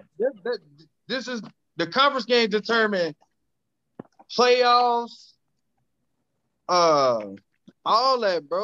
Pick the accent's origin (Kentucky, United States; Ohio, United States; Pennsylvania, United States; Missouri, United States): Ohio, United States; Cincinnati; I'm from the English Woods